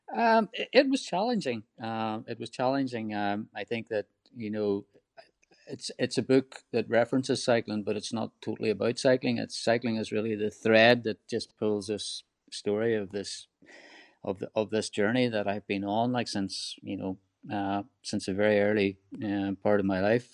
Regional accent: Donegal, Ulster, Ireland; rural Ireland where I grew up in Donegal

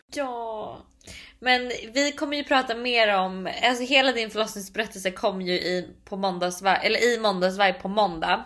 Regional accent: Sweden; moved away as an adult; now in New York, United States; hemma i Sverige

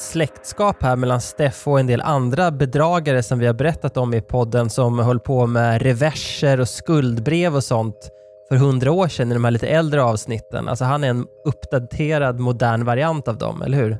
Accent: Nor, Sweden; min barndom i, i Nor

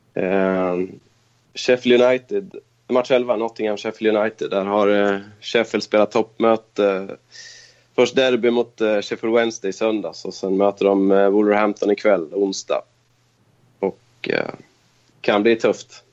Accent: Köping, Västmanland, Sweden; moved away as an adult; also born or lived in Stockholm; now in Kristianstad, Sweden; Jag kommer från Köping i Västmanland. Där jag bodde i nästan 30 år.

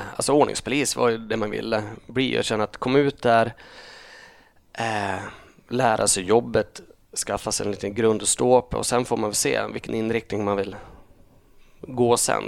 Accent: Holmsund, Västerbotten County, Sweden; also born or lived in Uppsala / Umeå; jag är uppvuxen eh, en och en halv mil söder om Umeå. Holmsund heter det

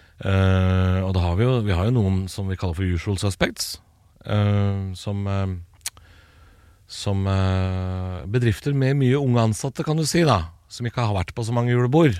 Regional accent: Eastern Norway, Norway; jeg er jo østlending sjøl. Bodd hele livet på Østlandet.

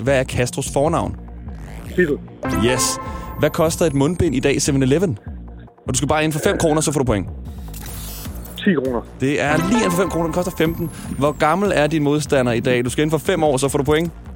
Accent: Smørum, Capital Region of Denmark, Denmark; min hjemstavn Smørum 2765

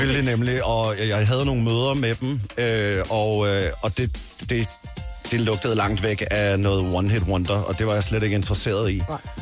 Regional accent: Kagerup, Capital Region of Denmark, Denmark; derhjemme i Kagerup

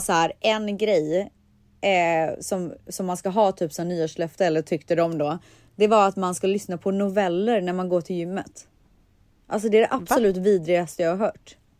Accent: Sweden; moved away as an adult; now in United States; jag är ändå uppvuxen i Sverige, alltså jag har inte bott i USA hela mitt liv

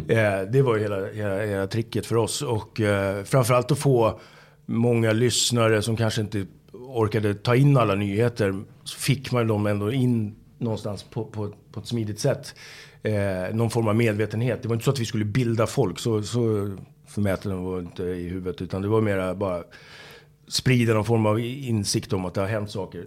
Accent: Haninge, Stockholm County, Sweden; jag kommer från Haninge, från söder om Stockholm, eh, söderförort

